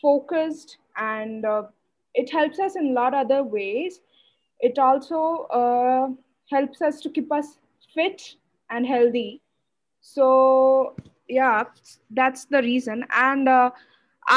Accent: Odisha, India; now in Bangalore, India; I live in Bangalore, but I was born and brought up in Odisha.

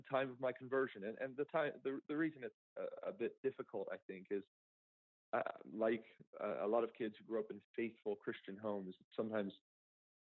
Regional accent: Downingtown, Pennsylvania, United States; I grew up outside of Philadelphia, Pennsylvania, in Downingtown.

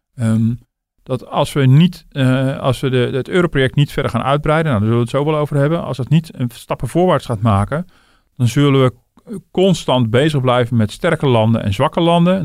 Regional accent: Netherlands

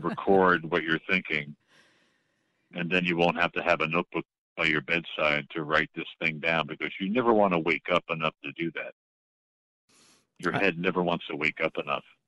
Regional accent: New York, United States; moved away as an adult; also born or lived in Boston; I'm from New York

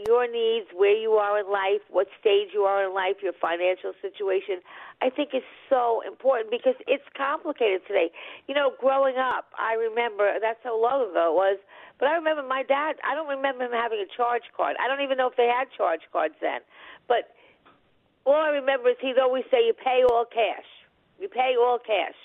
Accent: Long Island, New York, United States; moved away; I'm originally from Long Island

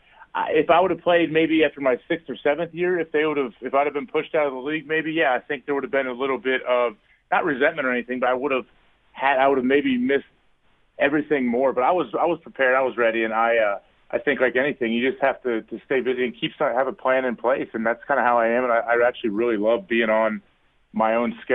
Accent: Centerville, Ohio, United States; moved away as an adult; also born or lived in Green Bay, Wisconsin; I grew up in Ohio about an hour and a half from Columbus in Centerville

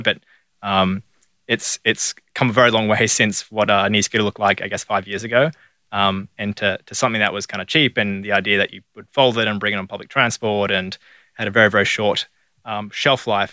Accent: Sydney, New South Wales, Australia; moved away as an adult; now in Melbourne, Australia; I grew up in Sydney

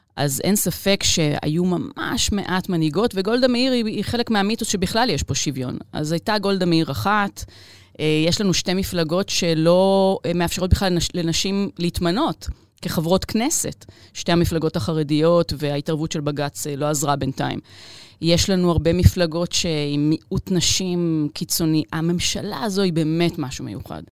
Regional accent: Israel

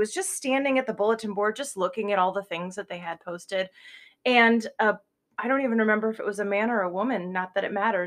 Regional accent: Cedar Rapids, Iowa, United States; Cedar Rapids, Iowa

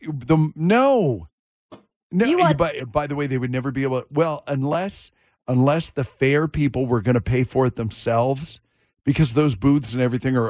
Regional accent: Duvall, Washington, United States; now in Las Vegas, United States; Duval Days in my little town.

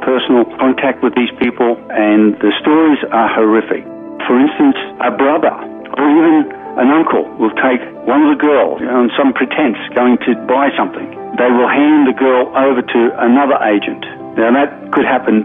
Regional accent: Jennings, New South Wales, Australia; now in Toowoomba, Australia; I grew up in a small village, really, on the New South Wales-Queensland border in a place called Jennings

